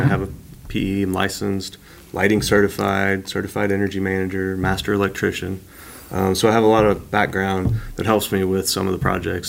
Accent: Stillwater, Oklahoma, United States; moved away as an adult; also born or lived in Arkansas; now in Tulsa, United States; I'm originally from Stillwater, which is close to Tulsa, about an hour away. And I moved to Arkansas to work as an engineer and designer.

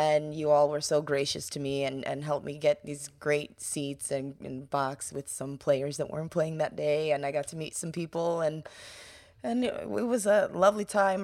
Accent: New York, United States; growing up in New York

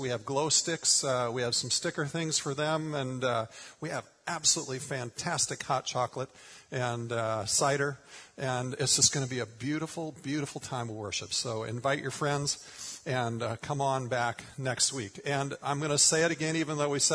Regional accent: Minnesota, United States; moved away; grew up in Minnesota

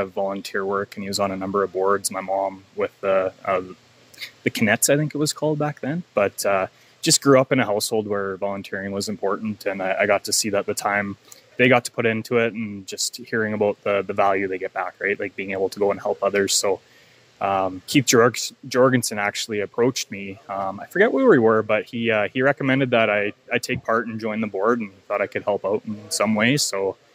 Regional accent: Lethbridge, Alberta, Canada; I grew up in Lethbridge, got to go through Little League

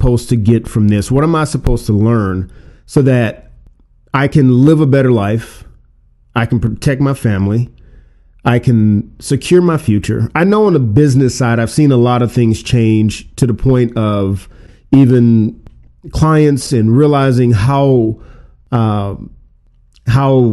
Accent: Louisiana, United States; I'm from Louisiana

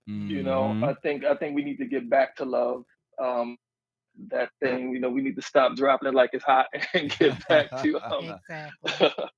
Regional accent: Baltimore, Maryland, United States; I'm from Baltimore, Maryland.

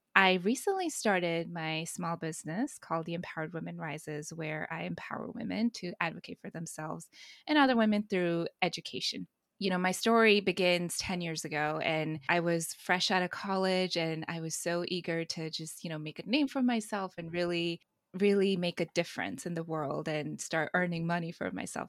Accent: India; I'm Indian

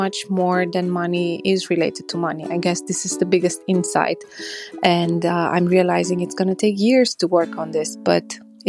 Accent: Romania; I'm from Romania.

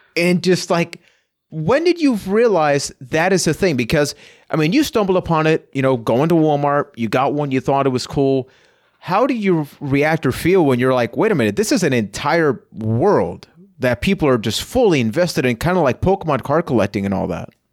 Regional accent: Puerto Rico; I am from Puerto Rico.

